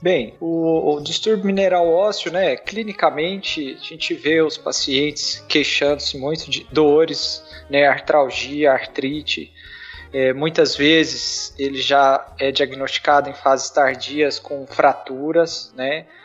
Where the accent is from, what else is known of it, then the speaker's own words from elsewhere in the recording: Goiás, Brazil; also born or lived in Ribeirão Preto; já voltei para minha cidade é, em Goiás